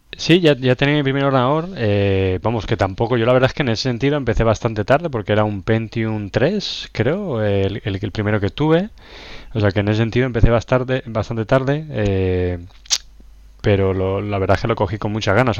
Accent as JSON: {"language": "Spanish", "town": "La Roda", "region": "Castilla-La Mancha", "country": "Spain", "also_born_or_lived": "London", "moved": "yes", "said": "soy de La Roda, Albacete, Castilla-La Mancha"}